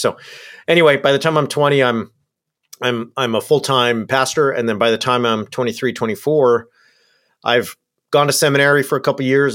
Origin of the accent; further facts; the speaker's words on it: Southern California, United States; I grew up in Southern California.